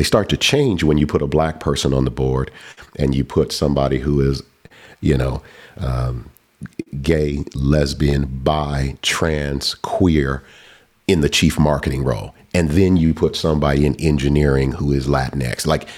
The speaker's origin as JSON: {"language": "English", "region": "Southern United States", "country": "United States", "said": "You know, I'm a kid from the South."}